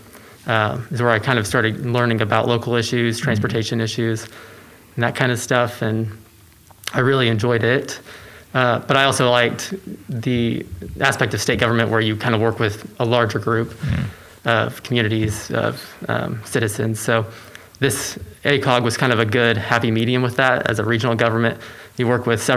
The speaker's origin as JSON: {"language": "English", "town": "Edmond", "region": "Oklahoma", "country": "United States", "tie": "born or raised there", "also_born_or_lived": "Alva, Oklahoma", "said": "So I grew up in Oklahoma. Went to Deer Creek High School, and you know, through all my schooling really since first grade."}